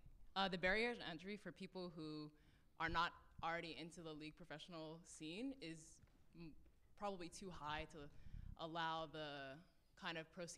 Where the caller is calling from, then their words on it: Atlanta, Georgia, United States; I'm from Atlanta, actually.